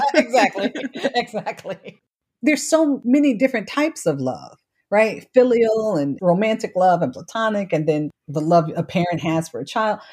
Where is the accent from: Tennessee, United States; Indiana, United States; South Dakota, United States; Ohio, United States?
Ohio, United States; Cleveland; moved away as an adult; also born or lived in Washington, D.C.; I was born and raised in Cleveland, Ohio, St. Luke's Hospital, which no longer exists